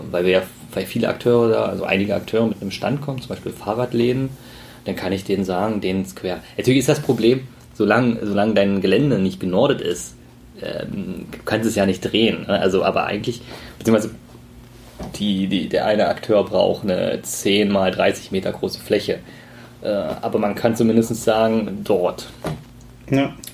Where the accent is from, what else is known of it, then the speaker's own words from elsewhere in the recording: East Germany, Germany; als Ossi